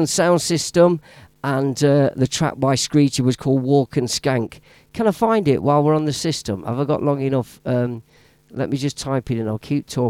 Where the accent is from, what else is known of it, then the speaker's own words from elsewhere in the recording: Leicester, East Midlands, United Kingdom; Leicester legend in the house. Shout out to all my Leicester crew who support me and the Boss DJ show from my hometown.